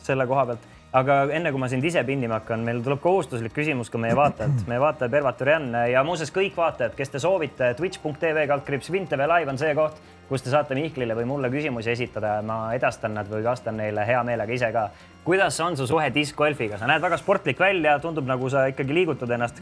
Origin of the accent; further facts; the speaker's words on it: Tallinn, Harju County, Estonia; ma elasin ka seal, kasvasin ülesse